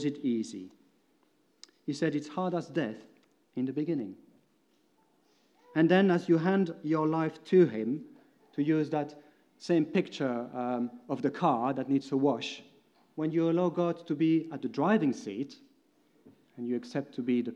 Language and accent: English; Belgium; English is a second language; moved away as an adult; for me it meant moving from Belgium. You most probably by now heard that my accent is a bit strange.